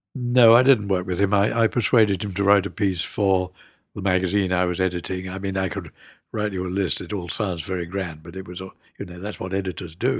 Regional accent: London, United Kingdom; also born or lived in Scotland; I was born in London, and we were sent up to Scotland for the first three years. And then after the Blitz and the R A F had dominated the Luftwaffe, to give you a bit of pocket history, mm, we came back to London.

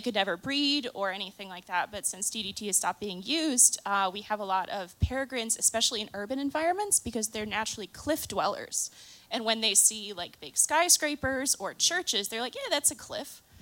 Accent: Chicago, Illinois, United States; I am from Chicago

